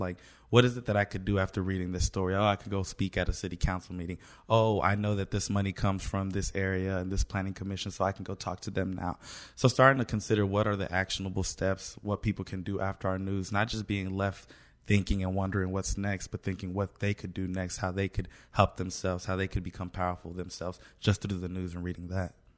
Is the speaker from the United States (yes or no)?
yes; Kansas City, Kansas, United States; I'm from Wyandotte County, Kansas City, Kansas